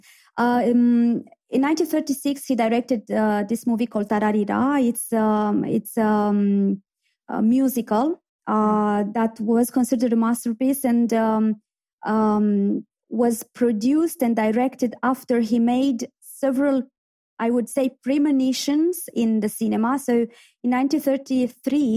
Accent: Iași, Iași County, Romania; moved away as an adult; now in Belfast, United Kingdom; my hometown, in Iași

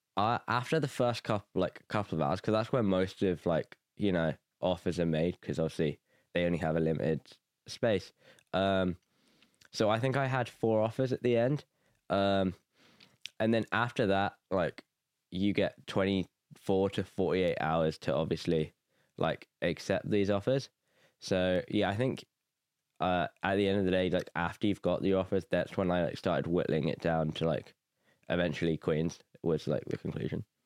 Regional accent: Nuneaton, West Midlands, United Kingdom; moved away as an adult; now in Belfast, United Kingdom; I'm from Nuneaton, England

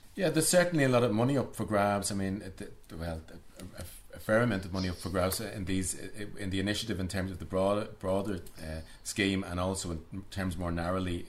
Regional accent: Dublin, Leinster, Ireland; growing up in Dublin

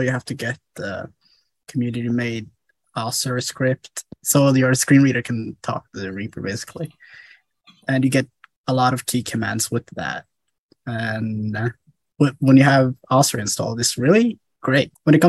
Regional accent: Somalia; now in Norway; I'm in Norway. I'm originally from Somalia.

